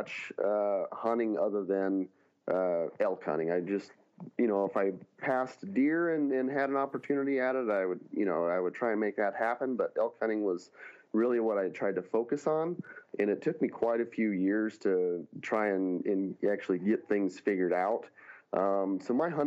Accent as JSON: {"language": "English", "region": "Northern California", "country": "United States", "tie": "born or raised there", "moved": "as an adult", "lives_now": "Montana, United States", "said": "I grew up in California, Northern California, hunting blacktail"}